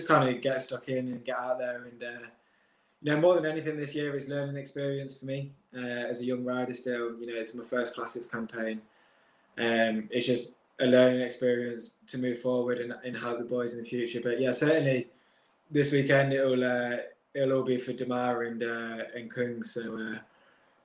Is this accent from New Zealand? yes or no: no; United Kingdom; as a British rider